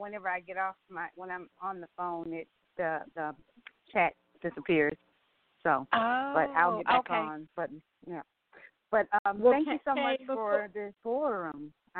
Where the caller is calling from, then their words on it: Atlanta, Georgia, United States; I'm calling from Atlanta, Georgia, and I work for the state.